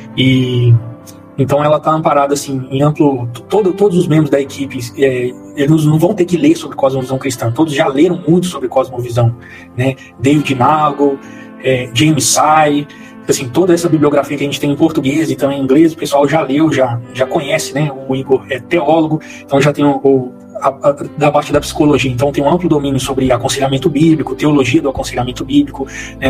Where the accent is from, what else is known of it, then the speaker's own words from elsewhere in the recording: Belo Horizonte, Minas Gerais, Brazil; moved away as an adult; now in Goiânia, Brazil; eu sou natural de Belo Horizonte também, com, conterrâneo aí da, da Priscila, né? Eu cresci na região da Pampulha